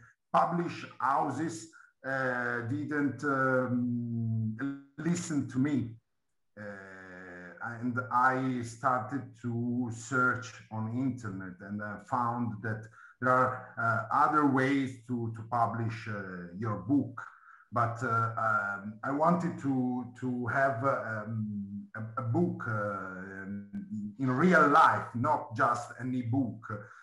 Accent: Milan, Lombardy, Italy; Yes, yes. But okay. I'm from Milan.

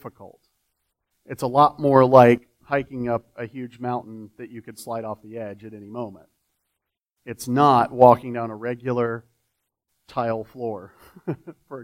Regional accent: Florida, United States; now in Texas, United States; I'm from Florida

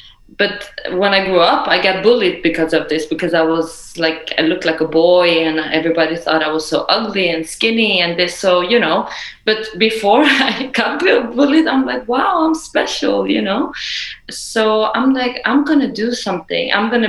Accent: Iran; I come from Iran, and I always say, you know, we always have to know where we come from.

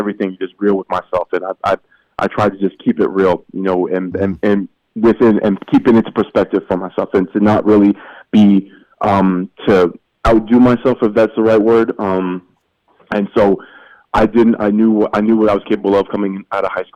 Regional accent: Canada; moved away as an adult; now in United States; me being the Canadian who ended up playing professionally in America

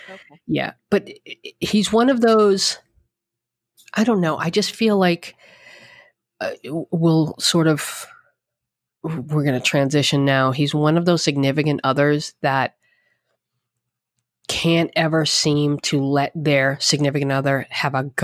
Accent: Bronx, New York, United States; I'm a girl from the Bronx and I, I got what every girl from the Bronx dreams of proposed to by a Yankee

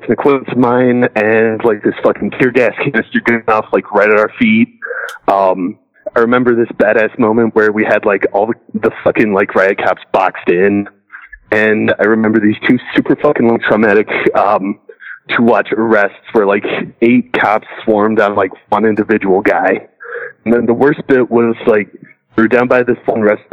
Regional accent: Toledo, Ohio, United States; here in my hometown

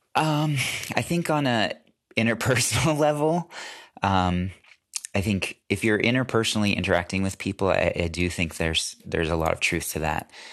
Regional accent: United States; as American

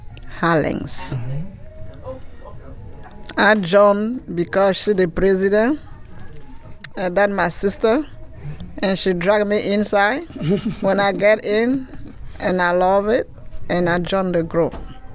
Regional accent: Cameroon; first language French; English is a second language; moved away; I'm from Cameroon.

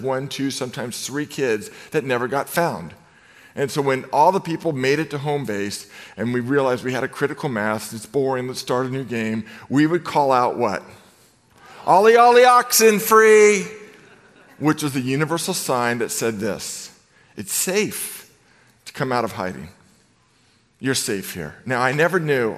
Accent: Novato, California, United States; I grew up in Novato, California

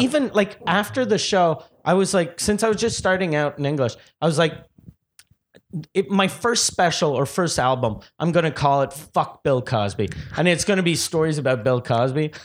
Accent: Quebec City, Quebec, Canada; also born or lived in Montreal; I'm from Quebec City.

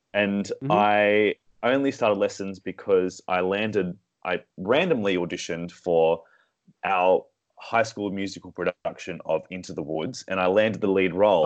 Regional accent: Sydney, New South Wales, Australia; moved away; also born or lived in Singapore; Sydney, born and raised

